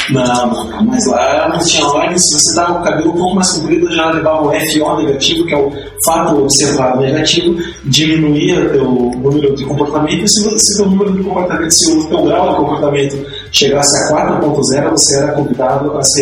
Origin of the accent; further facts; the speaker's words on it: Vitória, Espírito Santo, Brazil; now in Curitiba, Brazil; Eu sou um capixaba, Vitória, Espírito Santo é uma cidade maravilhosa muito lindo também